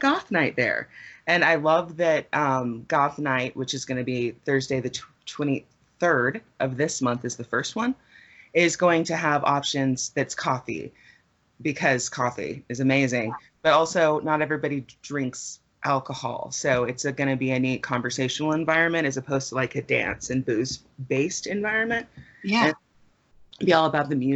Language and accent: English; Las Cruces, New Mexico, United States; also born or lived in Grants, New Mexico; now in Albuquerque, United States; I moved to Albuquerque from Las Cruces. And Las Cruces is in southern New Mexico for, your folks that aren't from here. And that's where I graduated from high school